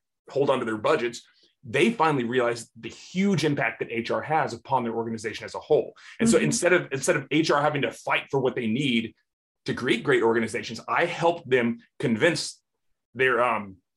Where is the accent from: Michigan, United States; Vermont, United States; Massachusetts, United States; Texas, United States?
Texas, United States; Houston; here in my hometown of Houston, Texas